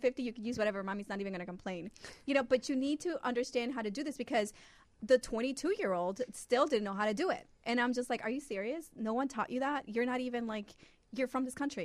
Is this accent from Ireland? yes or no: no; Honduras; now in United States; I was born in Honduras